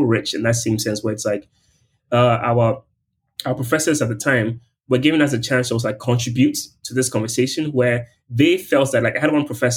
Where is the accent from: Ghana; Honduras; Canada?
Ghana; moved away as an adult; my identity as a Ghanaian and also like being from like a post-colonial state